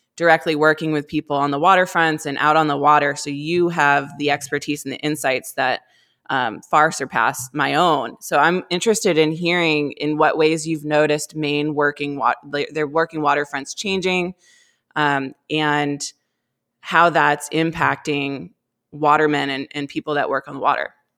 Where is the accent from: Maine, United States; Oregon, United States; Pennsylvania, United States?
Maine, United States; Cumberland; I grew up in Cumberland